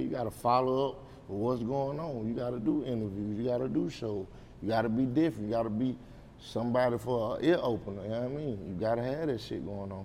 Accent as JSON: {"language": "English", "town": "Anderson", "country": "United States", "said": "I'm from Anderson"}